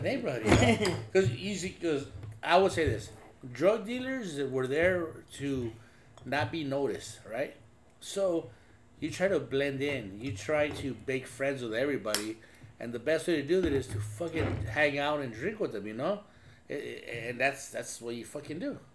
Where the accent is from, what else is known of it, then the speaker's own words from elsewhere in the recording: Los Angeles, California, United States; growing up in East